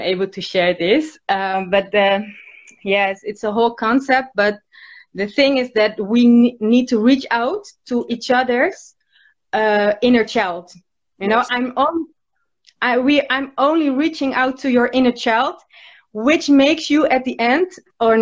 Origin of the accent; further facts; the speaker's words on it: Rotterdam, South Holland, Netherlands; I'm from Rotterdam, Holland.